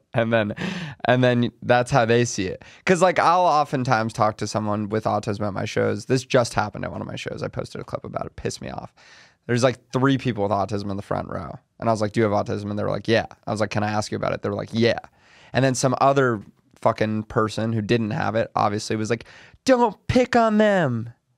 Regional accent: New York City, New York, United States; I'm from New York City

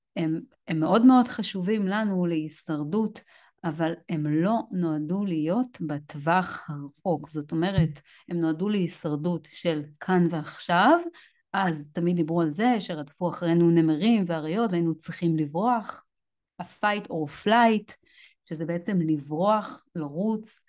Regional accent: Israel; לנו כישראלים

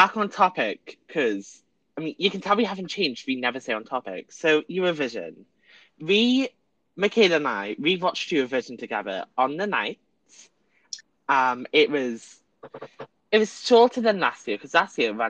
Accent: Wales, United Kingdom; we're Welsh

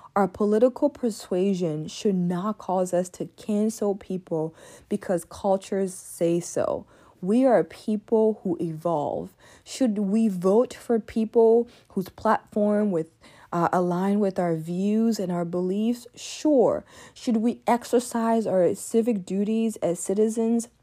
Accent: DR Congo; also born or lived in Ivory Coast; now in United States; I am also an immigrant from the Democratic Republic of Congo who came to the United States eighteen years ago

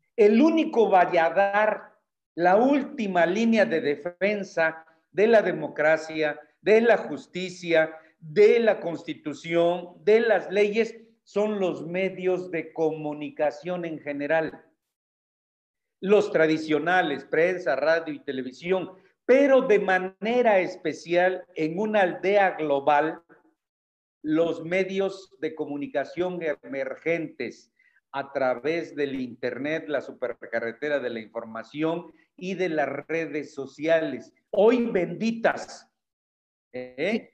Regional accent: Mexico; como mexicano en general

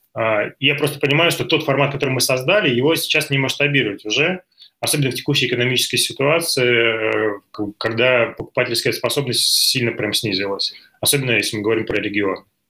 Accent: Belgorod, Belgorod Oblast, Russia; moved away as an adult; now in Moscow, Russia; Я из Белгорода э, рядом с кинотеатром «Радуга»

